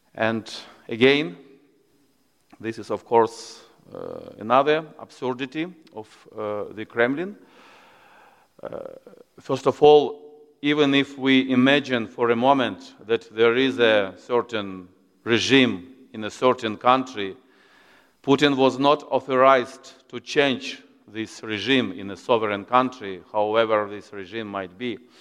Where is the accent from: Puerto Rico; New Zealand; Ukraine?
Ukraine; Kyiv; moved away as an adult; now in Oslo, Norway; I, am from Kiev